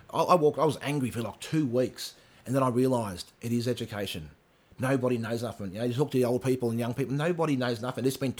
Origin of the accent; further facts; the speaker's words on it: Mornington Peninsula, Victoria, Australia; I grew up down here in the Monash Peninsula. Me and my sisters were the only Aboriginals in the whole peninsula.